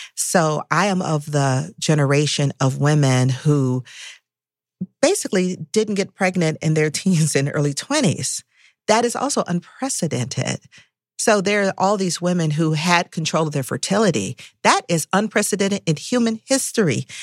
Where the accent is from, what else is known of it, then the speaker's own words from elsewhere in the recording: Atlanta, Georgia, United States; I was growing up in Atlanta, Atlanta was hyper-segregated